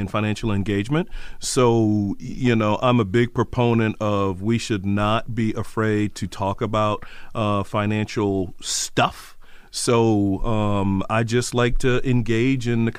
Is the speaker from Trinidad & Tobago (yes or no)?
yes; Trinidad & Tobago; moved away; I'm originally from Trinidad, from the Caribbean